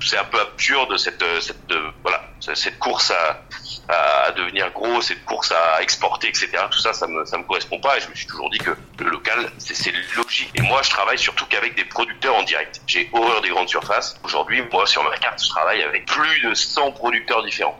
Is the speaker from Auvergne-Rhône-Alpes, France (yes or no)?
yes; Bourgoin-Jallieu, Auvergne-Rhône-Alpes, France; also born or lived in Saint-Hilaire-de-Brens; now in Crémieu, France; Je suis né à Jalieu comme beaucoup, je suis de Saint-Hilaire-de-Brasse. Euh, je suis bergerien parce que j'ai passé toute mon enfance, ma grand-mère habite à Bourgoin